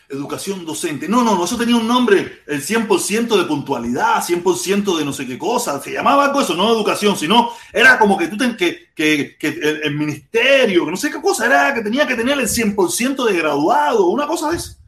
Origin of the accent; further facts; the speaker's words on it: Cuba; moved away; nací en Cuba